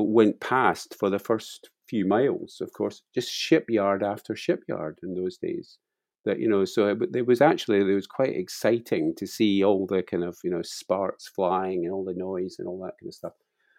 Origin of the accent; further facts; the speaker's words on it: Glasgow, Scotland, United Kingdom; Well, I was born in Glasgow, as you say